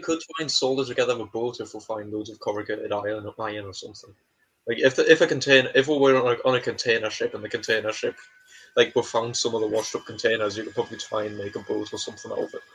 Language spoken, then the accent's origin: English; England, United Kingdom; we're not Scottish, we're English